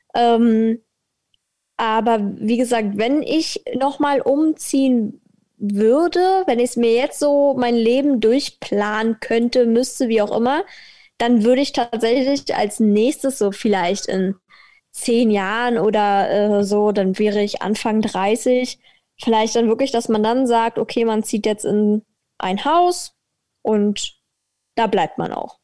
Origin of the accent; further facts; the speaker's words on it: Berlin, Germany; als äh, Berlinerin